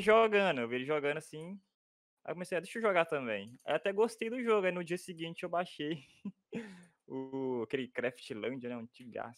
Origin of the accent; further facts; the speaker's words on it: Minas Gerais, Brazil; moro em Minas Gerais